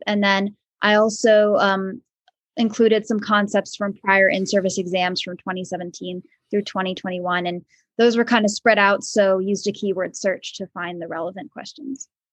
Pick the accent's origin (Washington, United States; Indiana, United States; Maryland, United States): Maryland, United States; moved away as an adult; also born or lived in Vermont / Philadelphia, Pennsylvania; now in Danville, United States; I grew up in Maryland